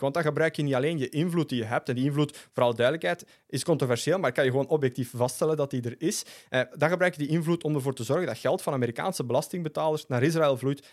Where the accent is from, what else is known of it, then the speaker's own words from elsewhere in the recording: Flanders, Belgium; als Vlaming, als Europeaan